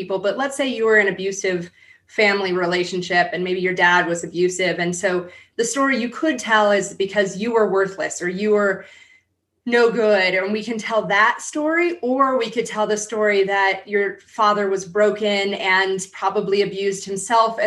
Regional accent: San Diego, California, United States; I grew up in San Diego

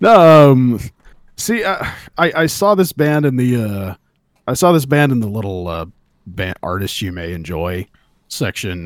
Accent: California, United States; where I grew up in California

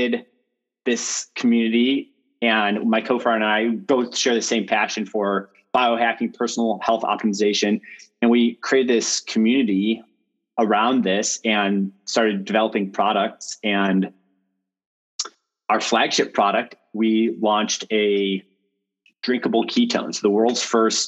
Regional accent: Chicago, Illinois, United States; moved away as an adult; also born or lived in Stanford, California; I am from Chicago originally.

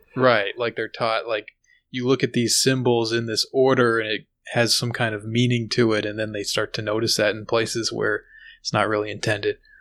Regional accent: United States

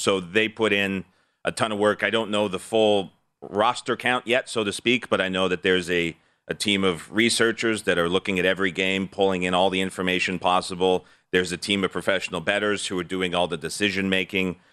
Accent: Alberta, Canada; as a Canadian

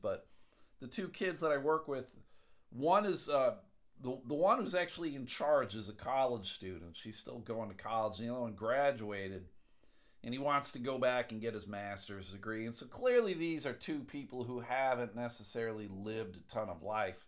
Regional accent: Buffalo, New York, United States; I grew up in Buffalo.

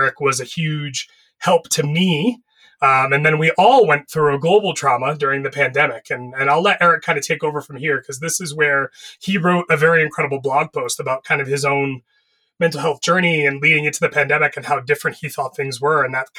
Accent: Florida, United States; I grew up in Florida.

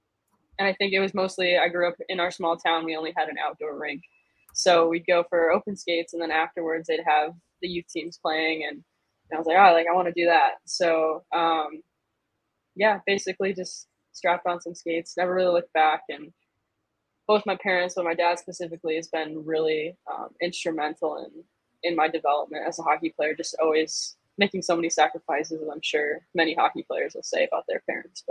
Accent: Michigan, United States; I'm from Michigan.

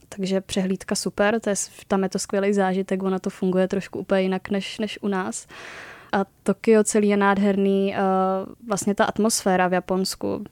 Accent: Moravia, Czechia; moved away as an adult; also born or lived in Uherské Hradiště; now in Prague, Czech Republic; studovala jsem v Uherském hradišti, pocházím teda z Moravy

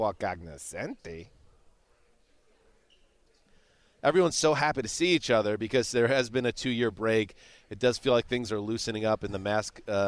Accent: United States; being an American

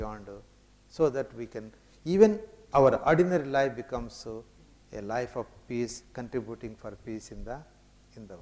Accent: India; I come from India, I came from Chennai to London

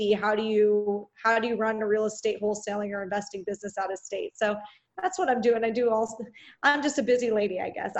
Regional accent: Orange County, California, United States; I am from Orange County, California

